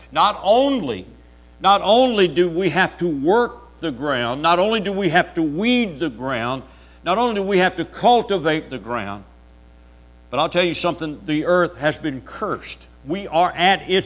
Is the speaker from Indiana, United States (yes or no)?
no; Louisville, Kentucky, United States; In the neighborhood I grew up in Louisville, Kentucky, on the block where I lived